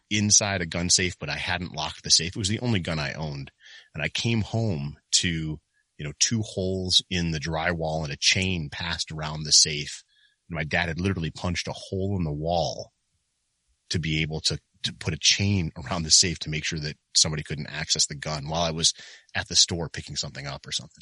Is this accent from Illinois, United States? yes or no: no; Michigan, United States; moved away as an adult; now in Ohio, United States; I was from Michigan.